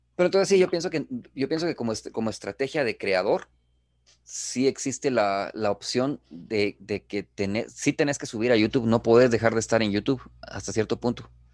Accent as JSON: {"language": "Spanish", "country": "Guatemala", "said": "nosotros como guatemaltecos"}